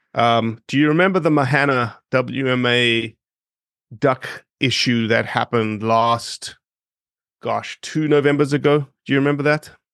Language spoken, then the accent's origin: English; Johannesburg, Gauteng, South Africa; moved away as an adult; also born or lived in Oxford, Mississippi; now in Memphis, United States; I grew up in Johannesburg, eight and a half million people.